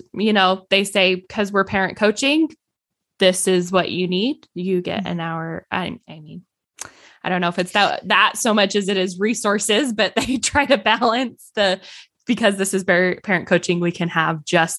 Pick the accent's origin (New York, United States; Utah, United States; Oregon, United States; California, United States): Utah, United States